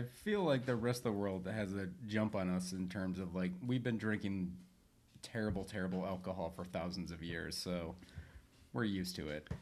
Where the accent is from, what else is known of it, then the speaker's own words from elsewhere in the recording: Northern Michigan, United States; now in Southern California, United States; growing up in Northern Michigan, I always had a sauna